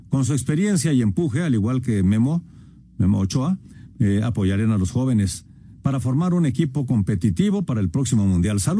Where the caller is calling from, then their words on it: Mexico City, Mexico; de la Anzures en la Ciudad de México